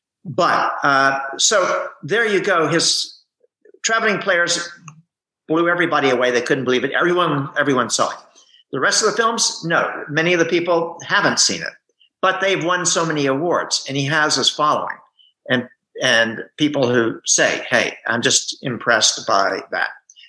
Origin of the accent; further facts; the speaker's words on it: United States; I'm an American, I speak Greek